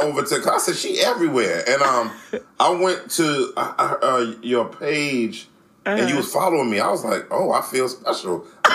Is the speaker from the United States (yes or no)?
yes; Washington, District of Columbia, United States; now in Philadelphia, United States; I was born and raised in Washington, D.C., grew up during the crack era